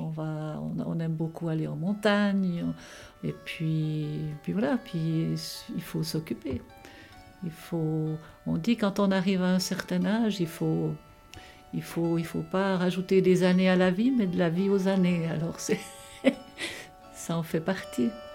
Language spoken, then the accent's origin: French; Broc, Fribourg, Switzerland; je suis née à Bro, en Gruyère.